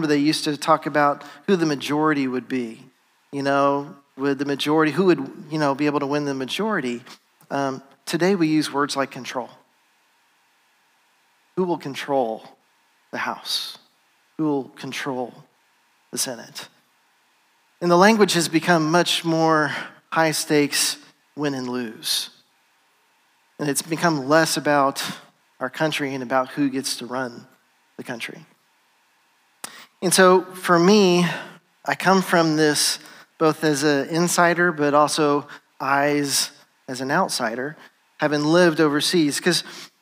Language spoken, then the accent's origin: English; United States; moved away as an adult; also born or lived in Ivory Coast; having grown up here in America